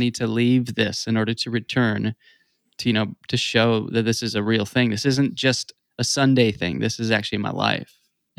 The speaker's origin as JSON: {"language": "English", "region": "the South", "country": "United States", "said": "I'm a Christian because I'm from the South"}